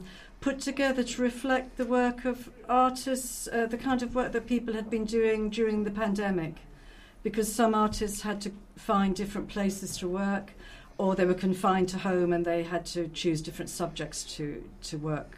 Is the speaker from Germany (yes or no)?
no; London, United Kingdom; moved away as an adult; now in Roscommon, Ireland; Yeah, I was born in London. And educated there, and I've been living in Ireland about 30 years now.